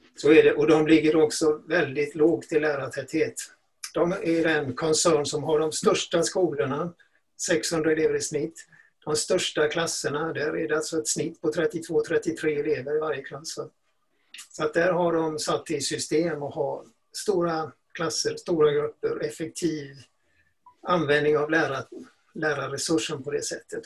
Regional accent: Gothenburg, Västra Götaland, Sweden; när jag växte upp i Göteborg

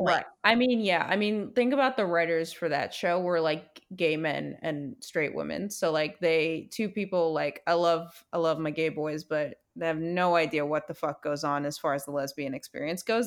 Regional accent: Brooklyn, New York, United States; growing up in Brooklyn

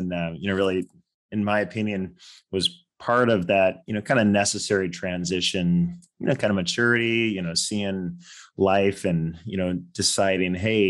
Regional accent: California, United States; growing up in California, just outside of San Francisco.

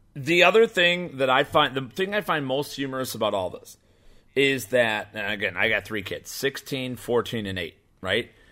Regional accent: Chicago, Illinois, United States; also born or lived in Burbank, Illinois; I grew up in Burbank and then Bridgeport, Illinois, south side of Chicago

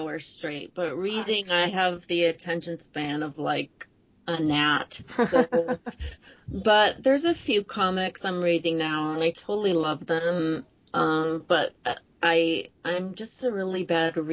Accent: New York, United States; also born or lived in the American South; I'm from New York, not New York City

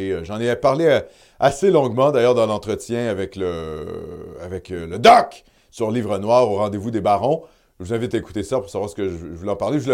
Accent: Quebec, Canada; Et ça, il faut tenir ça en compte en tant que Québécois.

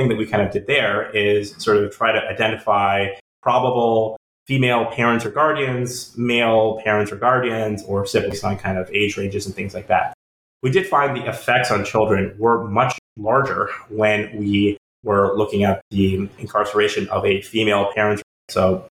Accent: North Carolina, United States; my home state, North Carolina

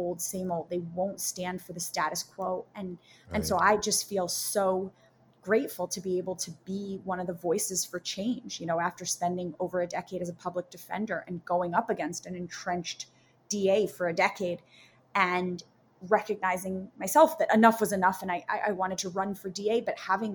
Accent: New York City, New York, United States; Born and raised in Manhattan

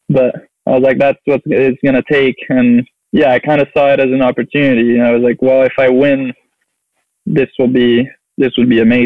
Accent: southeast France, France; moved away as an adult; now in United States; I grew up in France, so I kind of have a French culture.

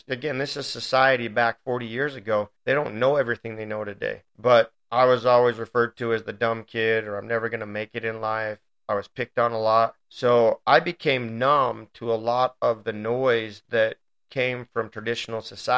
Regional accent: Riverton, Utah, United States; also born or lived in Provo, Utah; I moved from Provo to Riverton

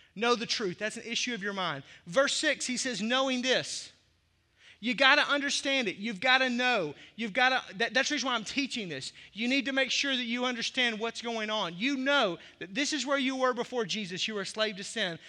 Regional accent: the South, United States; also born or lived in Arkansas; now in Milwaukee, United States; As a kid growing up in the South

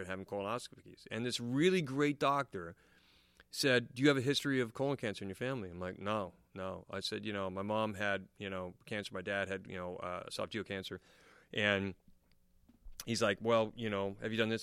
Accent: United States; now in England, United Kingdom; I'm American

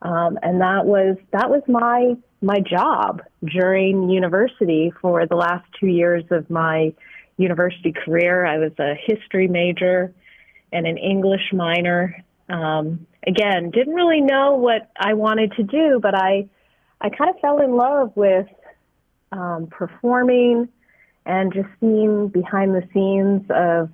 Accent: Kitchener, Ontario, Canada; moved away; I'm actually originally from Ontario, Canada, a city called Kitchener

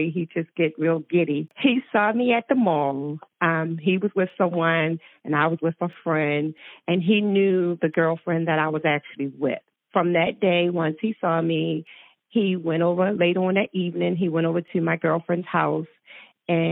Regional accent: Baltimore, Maryland, United States; I'm from Baltimore, Maryland. I grew up in Baltimore, and I've been living in Baltimore all my life

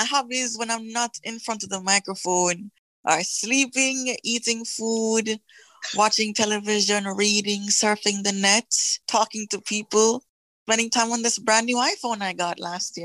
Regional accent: Kingston, Jamaica; I'm from Kingston, Jamaica in the Caribbean.

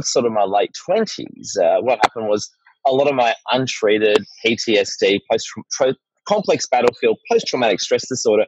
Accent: Melbourne, Victoria, Australia; moved away as an adult; also born or lived in Tasmania / Sydney; I'm from Melbourne originally

